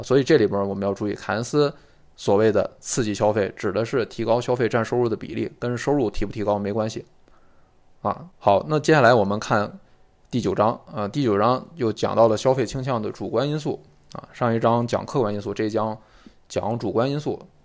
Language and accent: Chinese; China; 我们中国人其实对理解坎思的这个推理应该是能有很切实的感受的